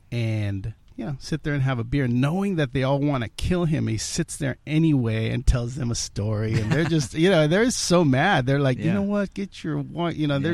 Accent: United States; my parents are immigrants. I was born here

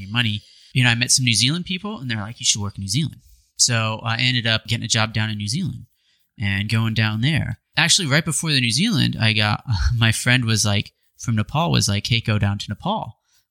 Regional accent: Idaho, United States; moved away as an adult; also born or lived in Eastern Washington; now in Sonoma, United States; it was like Idaho. It was just like my hometown

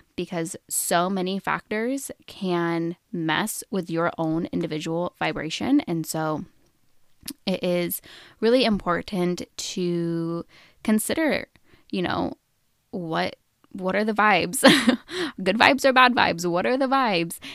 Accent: Oregon, United States; I was born and raised in Oregon, and I have lived there most of my adult life.

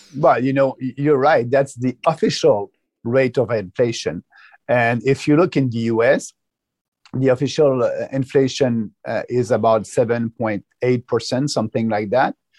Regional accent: Quebec, Canada; I'm coming from Quebec

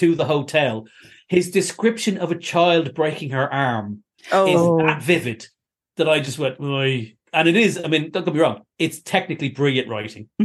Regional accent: Ireland; now in United Kingdom

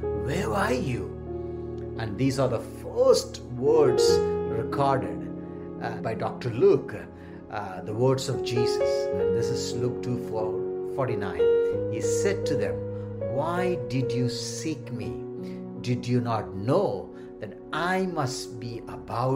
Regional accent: India; moved away; our dear, lovely country, India

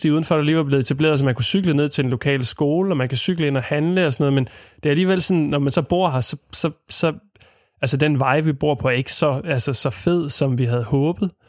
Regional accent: Ringe, Southern Denmark, Denmark; det er jo ikke ligesom rode med hjemme i Ringe, hvor man har

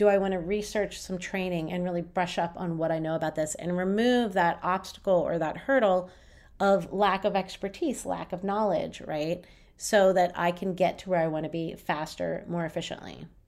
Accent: Berlin, Germany; from Berlin.

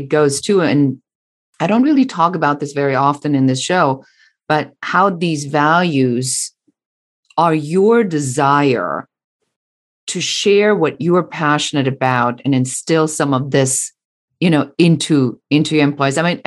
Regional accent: Germany; moved away; I'm original from Germany

